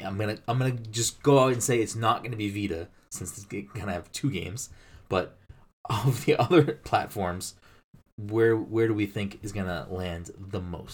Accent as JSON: {"language": "English", "region": "Massachusetts", "country": "United States", "said": "We're both like from Massachusetts."}